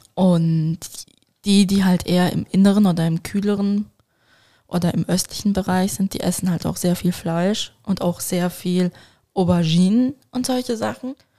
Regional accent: Switzerland; als Schweizer

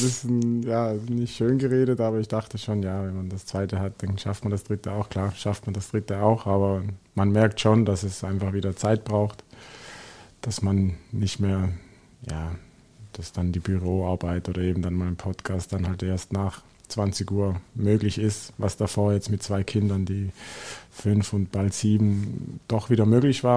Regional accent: Switzerland; moved away as an adult; now in Germany; ich bin aus der Schweiz gekommen

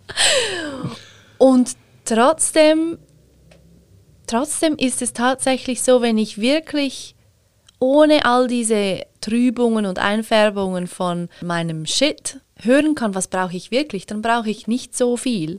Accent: Switzerland; ich schon in der privilegierten Situation bin, Schweizerin bin

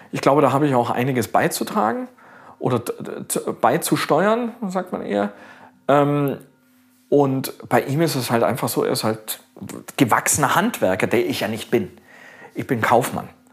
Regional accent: Augsburg, Bavaria, Germany; also born or lived in Australia; In Augsburg, in meiner Heimatstadt

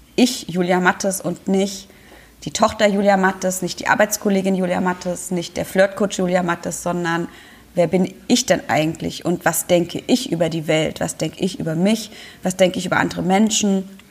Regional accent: Germany; bei uns in Deutschland

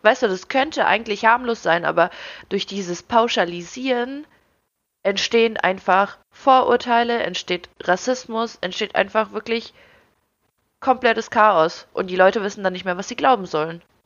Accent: Ukraine; now in Germany; ich wurde in der Ukraine geboren, für mich waren andere Sachen vollkommen normal, bevor ich hier nach Deutschland gekommen bin

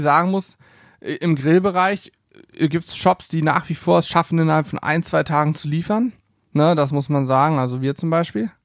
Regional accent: Hanover, Lower Saxony, Germany; bei uns in Hannover

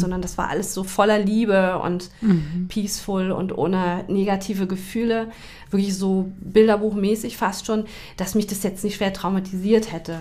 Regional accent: Taunus, near Frankfurt am Main, Hesse, Germany; now in Hamburg, Germany; ich bin in Frankfurt am Main geboren. Mhm bin da im beschaulichen Taunus aufgewachsen

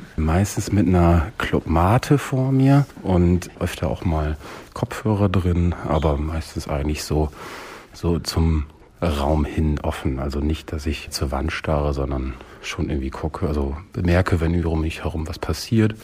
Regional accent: Aurich, Lower Saxony, Germany; moved away; also born or lived in Emden; in Emden geboren, in Aurich aber aufgewachsen

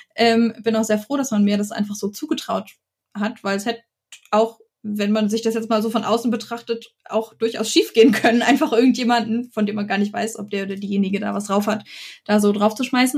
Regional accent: Lower Saxony, Germany; moved away as an adult; now in Stuttgart, Germany; ich komme aus Niedersachsen und bin zum Studieren hier ah, runtergezogen

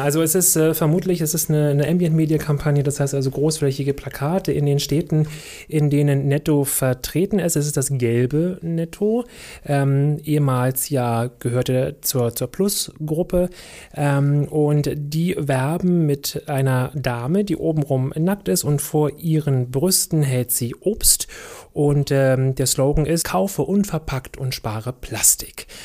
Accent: Germany; bei uns in Deutschland

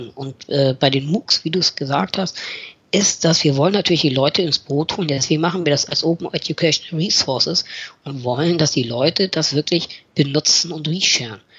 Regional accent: Northern Germany, Germany; Wir, äh, als Norddeutsche sagen wir nicht schnacken, sondern machen.

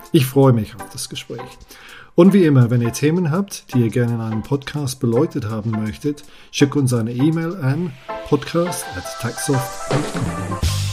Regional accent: England, United Kingdom; German is a second language; moved away; ich bin Engländer, ich spreche Deutsch, aber mit einer vielleicht nicht so gut deutschen Aussprache

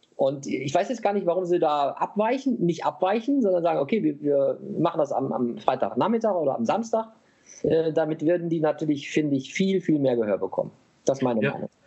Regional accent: Germany; wir als Deutsche

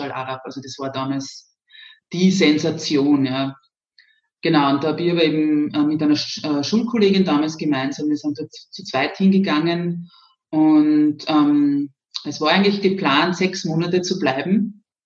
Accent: Zwentendorf, Lower Austria, Austria; also born or lived in Graz; Im schönen Zwentendorf, das sicher einigen etwas sagt, weil wir ja da so ein kleines Gebäude haben, das vielen Menschen vielleicht doch noch was sagt. Ähm, ja, also das ist das Atomkraftwerk. Ähm, genau, und da bin ich aufgewachsen

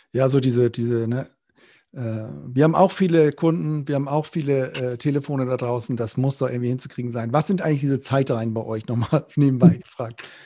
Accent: Northern Germany, Germany; now in Rhineland, Germany; ich bin ja Norddeutscher im Rheinland hier

